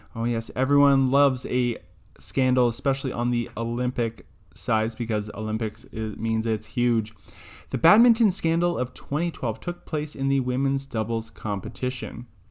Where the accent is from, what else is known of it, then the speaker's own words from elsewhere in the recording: Canada; being Canadian